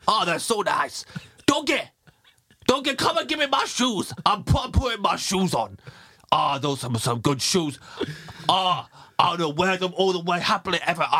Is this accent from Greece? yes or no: no; Kettering, East Midlands, United Kingdom; people know that I'm from Kettering